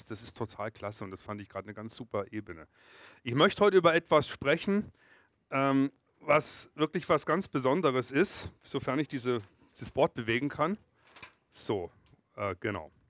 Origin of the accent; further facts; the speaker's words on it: Freiburg, Baden-Württemberg, Germany; ich komme aus Freiburg und Breisgau, im Kaiserstuhl.